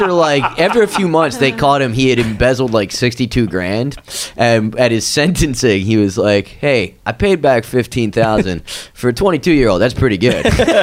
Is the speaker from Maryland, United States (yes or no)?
no; near Atlantic City, New Jersey, United States; now in New York City, United States; I grew up near Atlantic City